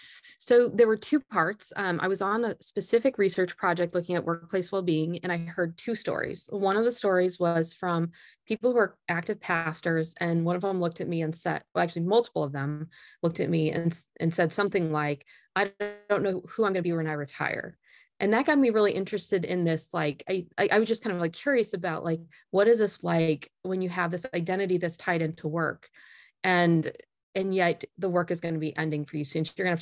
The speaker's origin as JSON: {"language": "English", "region": "Indiana", "country": "United States", "tie": "born or raised there", "said": "So I grew up in Northern Indiana, and I worked in a really wide variety of summer jobs"}